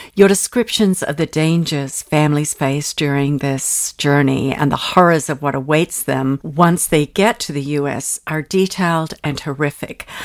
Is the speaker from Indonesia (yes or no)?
no; Australia; moved away as an adult; also born or lived in England; now in United States; growing up in Australia, I was the youngest of four